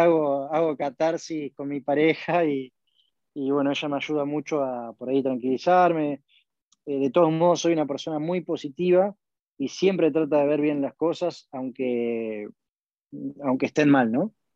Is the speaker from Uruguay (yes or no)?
no; Argentina